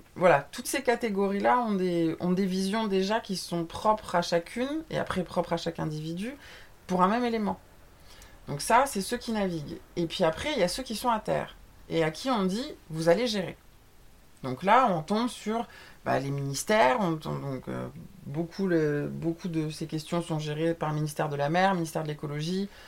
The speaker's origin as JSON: {"language": "French", "country": "France", "said": "on est français"}